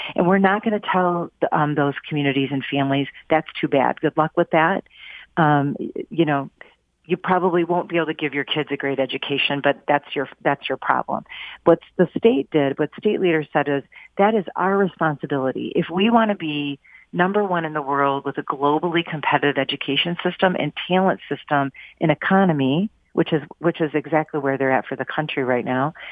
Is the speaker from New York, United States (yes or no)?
no; Pontiac, Michigan, United States; from my hometown. I'm I'm from Pontiac